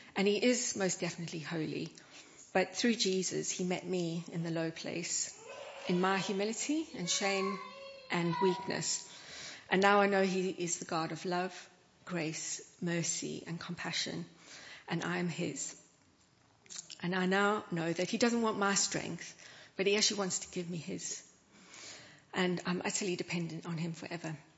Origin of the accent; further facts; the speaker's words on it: South Africa; moved away; Where I grew up in South Africa